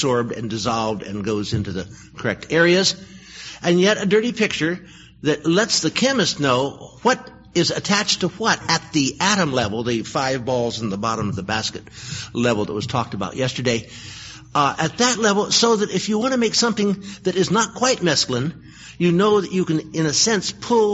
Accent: Berkeley, California, United States; I was born in Berkeley. I found a life there.

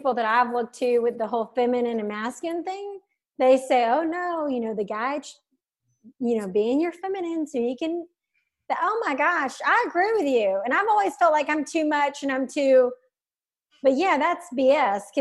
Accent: the South, United States; I'm from the South, grew up in a religious family

